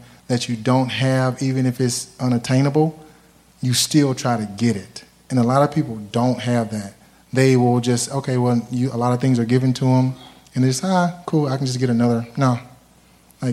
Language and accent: English; Alabama, United States; I'm from Alabama, right? It's from the South.